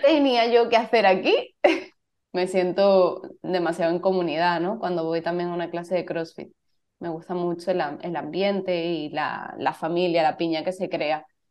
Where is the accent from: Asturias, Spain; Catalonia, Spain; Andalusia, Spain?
Andalusia, Spain; Cádiz; moved away as an adult; also born or lived in Madrid; Yo soy de Cádiz y, me fui a Madrid con 18, 19 años